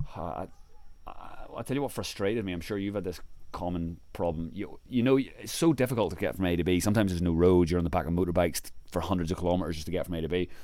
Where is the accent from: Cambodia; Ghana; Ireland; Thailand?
Ireland; I'm from Ireland